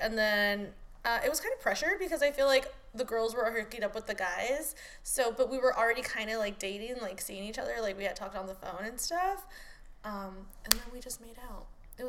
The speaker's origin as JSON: {"language": "English", "area": "the Valley", "region": "California", "country": "United States", "tie": "born or raised there", "said": "because we grew up here in the Valley"}